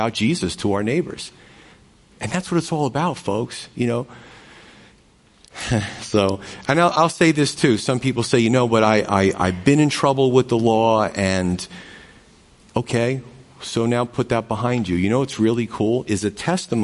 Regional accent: United States; I was born in the United States

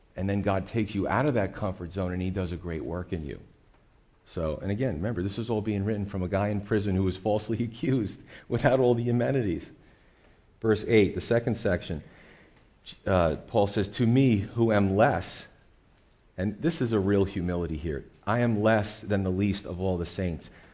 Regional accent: United States; as American Christians

